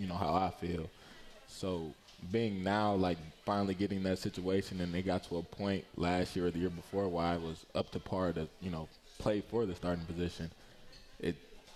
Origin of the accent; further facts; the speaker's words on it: Ypsilanti, Michigan, United States; also born or lived in Belleville, Michigan; I'm from Ypsilanti, Michigan